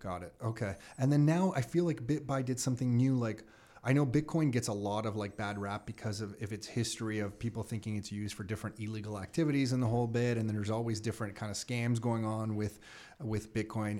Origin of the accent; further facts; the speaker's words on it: Canada; as a Canadian